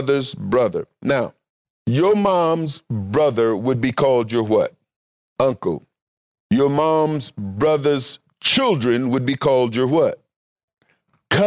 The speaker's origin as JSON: {"language": "English", "country": "United States"}